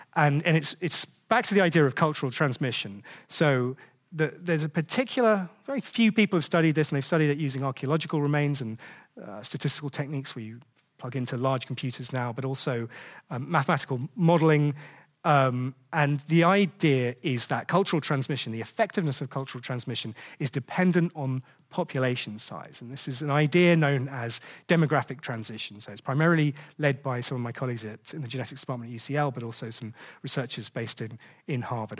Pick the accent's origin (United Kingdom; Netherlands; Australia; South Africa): United Kingdom; we're British